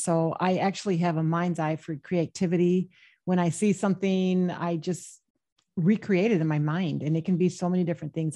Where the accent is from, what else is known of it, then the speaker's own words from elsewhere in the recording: Michigan, United States; I was born and raised in the Midwest in Michigan